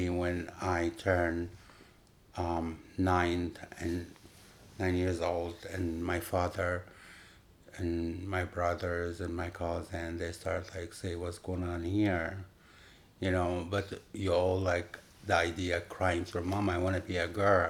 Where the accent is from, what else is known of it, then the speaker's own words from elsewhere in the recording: Upper Egypt, Egypt; English is a second language; moved away as an adult; also born or lived in Cairo, Egypt; now in New York, United States; I born and raised in Egypt. I moved here